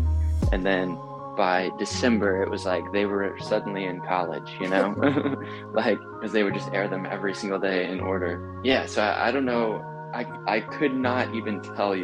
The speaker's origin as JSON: {"language": "English", "region": "North Carolina", "country": "United States", "said": "I'm from North Carolina"}